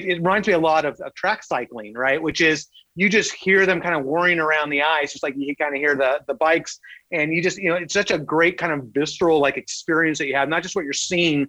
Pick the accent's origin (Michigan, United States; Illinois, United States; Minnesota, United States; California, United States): California, United States; Southern; I grew up in Southern California. I'm a Southern California kid, warm weather my entire life